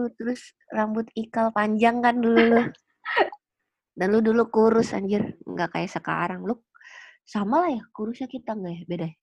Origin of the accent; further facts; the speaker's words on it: Jakarta, Indonesia; gua gedenya di Jakarta Pusat